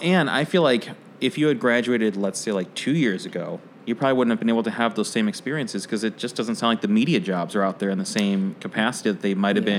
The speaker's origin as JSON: {"language": "English", "town": "Oak Park", "region": "Illinois", "country": "United States", "tie": "born or raised there", "said": "I grew up in Oak Park."}